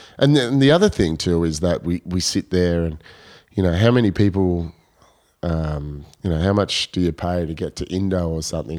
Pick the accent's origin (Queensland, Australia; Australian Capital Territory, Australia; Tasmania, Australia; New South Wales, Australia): New South Wales, Australia; Coffs Harbour; also born or lived in Penrith; I moved with my dad to Coffs Harbour.